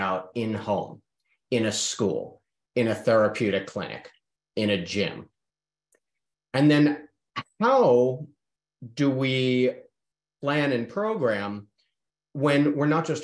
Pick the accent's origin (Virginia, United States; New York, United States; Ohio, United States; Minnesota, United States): New York, United States; accent: fast talk; now in Charlotte, United States; I am from New York